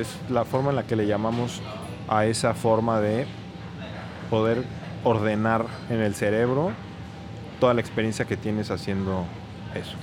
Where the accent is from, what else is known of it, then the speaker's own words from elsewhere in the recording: Mexico City, Mexico; also born or lived in France; Yo crecí en la Ciudad de México siempre